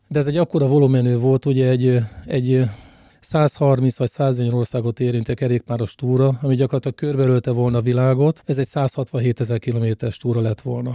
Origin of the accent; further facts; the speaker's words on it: Szolnok, Jász-Nagykun-Szolnok, Hungary; Szolnokiak vagyunk